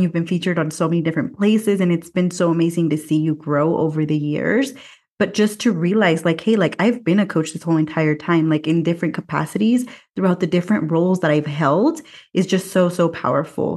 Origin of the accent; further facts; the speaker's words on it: Watsonville, California, United States; now in Mexico City, Mexico; my hometown, Watsonville, California